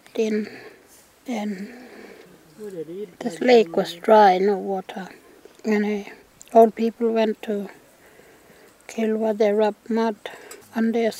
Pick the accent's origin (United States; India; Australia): Australia; Mulan, Western Australia; also born or lived in Sturt Creek Station / Billiluna; I come from Malan